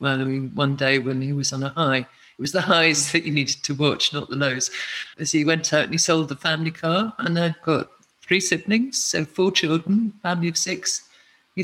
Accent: Edinburgh, Scotland, United Kingdom; moved away; growing up in Edinburgh with such an incredible festival city

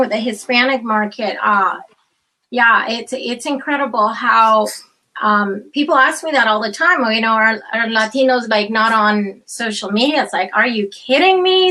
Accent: Canada; also born or lived in Chile / United States; i grew up in canada

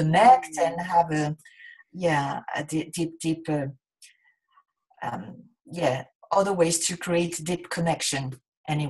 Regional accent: southern France, France; moved away as an adult; now in Japan; I'm from a small town in the south

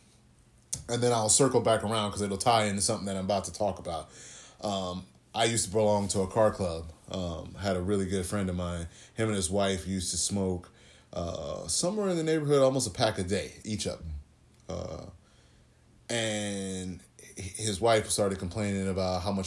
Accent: Texas, United States; also born or lived in California; I grew up in the South, my dad's family is from Mississippi.

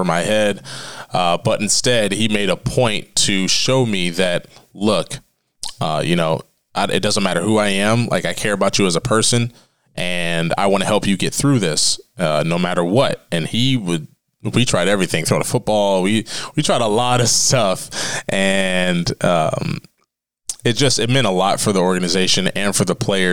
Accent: Tuscarawas County, Ohio, United States; the people in my hometown

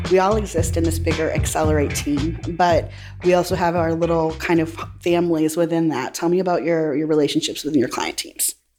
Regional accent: New Hampshire, United States; from New Hampshire. We're from all over

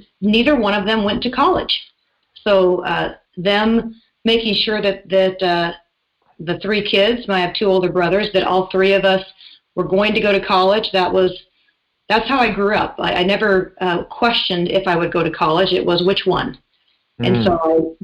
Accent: Spokane, Washington, United States; also born or lived in North Idaho; now in Idaho, United States; I grew up in Spokane, Washington

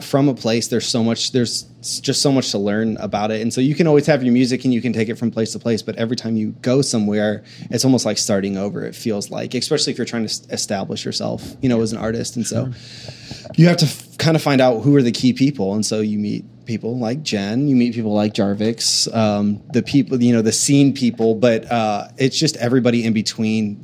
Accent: Akron, Ohio, United States; moved away as an adult; also born or lived in Waco, Texas; I grew up in Akron, Ohio, just south of Cleveland

